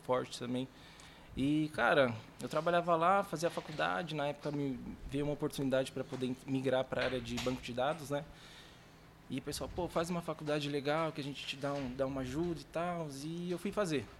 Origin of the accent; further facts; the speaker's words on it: São Paulo, Brazil; also born or lived in Guarulhos; eu vim para a zona norte de São Paulo com os meus três anos de idade.